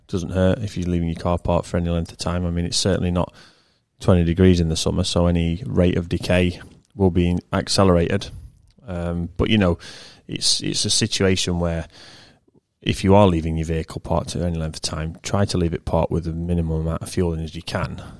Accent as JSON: {"language": "English", "region": "England", "country": "United Kingdom", "said": "I'm English"}